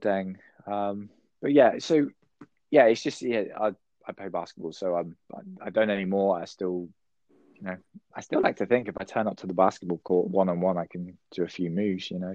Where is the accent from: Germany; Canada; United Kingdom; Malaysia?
United Kingdom; I'm from the United Kingdom.